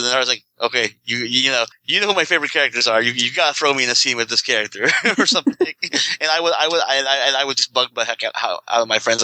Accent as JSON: {"language": "English", "country": "Philippines", "tie": "born or raised there", "moved": "yes", "said": "I grew up in the Philippines"}